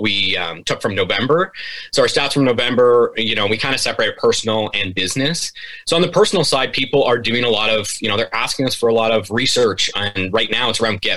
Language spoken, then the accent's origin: English; Lion's Head, Ontario, Canada; now in Burlington, Canada; I'm not originally from Burlington. I'm from a small town called Lion's Head. So 3 hours north from here on the Bruce Peninsula